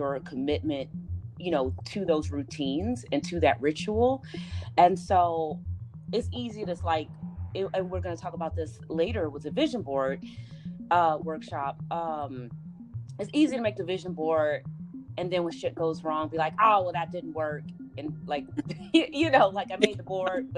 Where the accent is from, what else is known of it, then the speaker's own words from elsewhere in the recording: Chicago, Illinois, United States; moved away; my hometown, Chicago